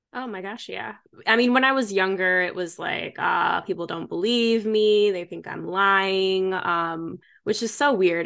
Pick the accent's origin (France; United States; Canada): United States; Michigan; moved away; also born or lived in Chicago; I was born and raised in Michigan. So, from the Midwest